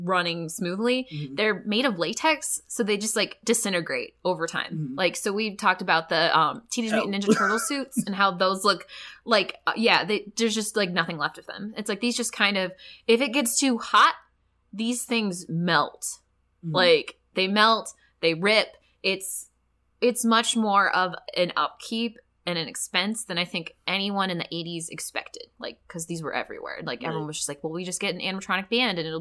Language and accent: English; Flint, Michigan, United States; I'm from Flint area